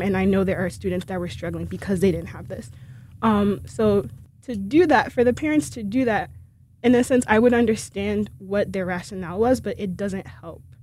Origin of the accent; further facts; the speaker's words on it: Haiti; moved away; I'm originally from Haiti